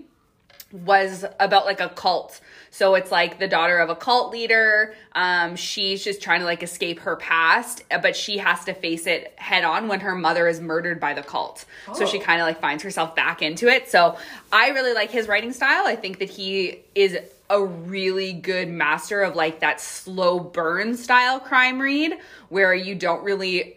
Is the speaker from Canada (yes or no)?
yes; Canada; we are Canadian